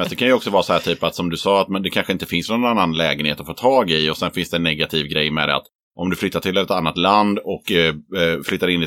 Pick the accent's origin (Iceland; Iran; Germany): Iran; now in Sweden; Det är ingen som har flyttat till Östersund som kommer från Iran.